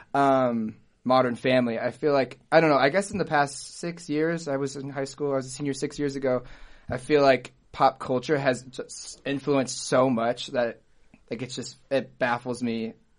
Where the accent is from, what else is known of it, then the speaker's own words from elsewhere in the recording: Auburn, Indiana, United States; now in Bloomington, United States; from Auburn, Indiana, small town